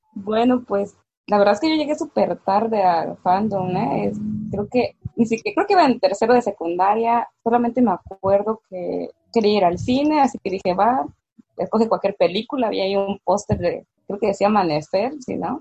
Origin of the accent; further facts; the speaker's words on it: Mexico; tengo 22 años, soy de México